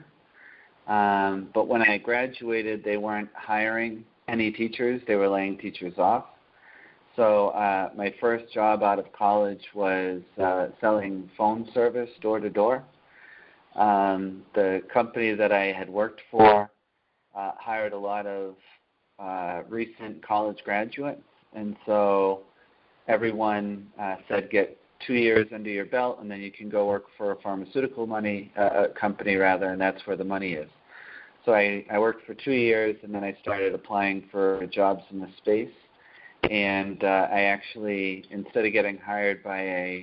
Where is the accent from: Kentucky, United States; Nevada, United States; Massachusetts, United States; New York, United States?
Massachusetts, United States; Taunton; I grew up in Taunton, Massachusetts